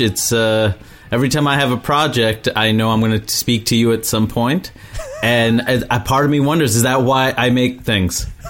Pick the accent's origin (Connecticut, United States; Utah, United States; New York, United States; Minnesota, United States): New York, United States; growing up in New York and just having the so many South Asians around me